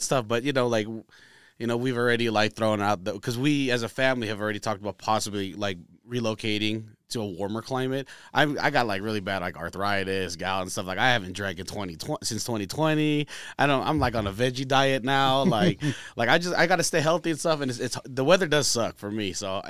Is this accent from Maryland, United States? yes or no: no; Reno, Nevada, United States; also born or lived in San Francisco Bay Area, California; I was born in the Bay, but we lived there for like a year and then moved to Reno, you know? And then again, jump on top of the fact that we're Filipino.